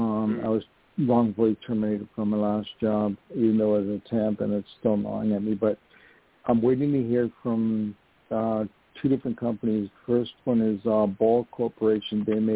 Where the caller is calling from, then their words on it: New York, United States; I'm calling from New York, and my birthday is August 10th.